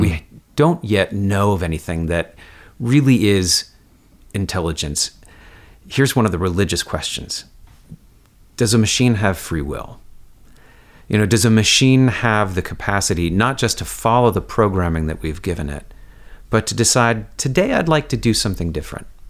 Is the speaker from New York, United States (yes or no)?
yes; Woodstock, New York, United States; I grew up in Woodstock, New York, uh, right next to Kingston, New York